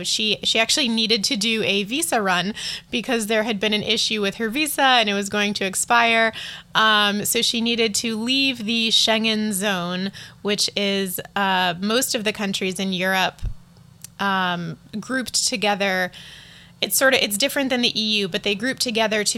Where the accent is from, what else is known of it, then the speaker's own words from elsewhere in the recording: East Coast of the US, United States; moved away as an adult; also born or lived in Colorado, United States; now in Taipei, Taiwan; what I grew up with on the East Coast of the US and then in Colorado